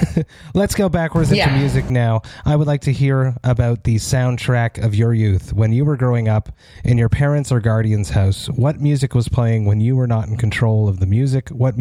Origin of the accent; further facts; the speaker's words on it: Montreal, Quebec, Canada; I'm from Montreal